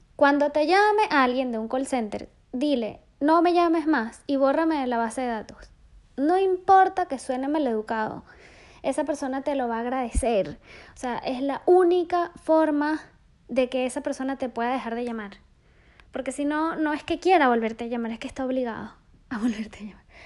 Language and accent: Spanish; Venezuela; crecí en Venezuela, rodeada de selva, de animales y sobre todo, sobre todo de aventura